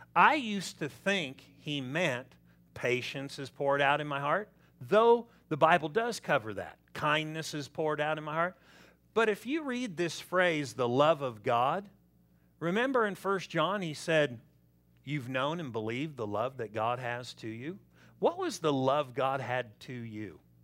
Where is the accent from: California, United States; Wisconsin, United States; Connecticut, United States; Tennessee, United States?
California, United States; Southern; I'm from Southern California.